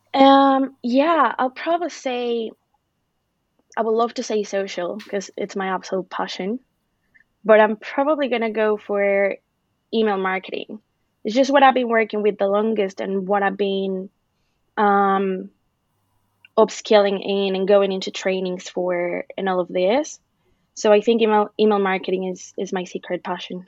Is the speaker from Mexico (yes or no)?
yes; Mexico; moved away as an adult; now in Ireland; I'm originally from Mexico, uh, but I've been living in Ireland for five years now